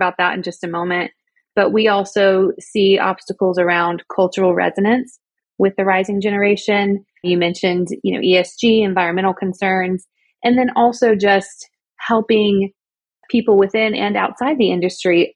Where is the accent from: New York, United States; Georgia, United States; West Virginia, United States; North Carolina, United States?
Georgia, United States; moved away as an adult; also born or lived in Southern California; now in Oklahoma, United States; my home state of Georgia